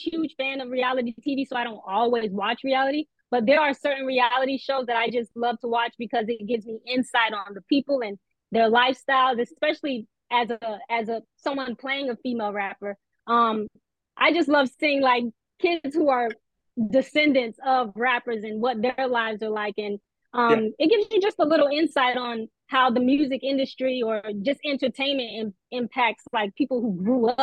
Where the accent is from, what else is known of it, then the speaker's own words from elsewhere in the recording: Florida, United States; moved away as an adult; also born or lived in Atlanta; now in Los Angeles, United States; I'm originally from Florida, lived in Atlanta for a year during the pandemic, and then just decided to make the move to LA.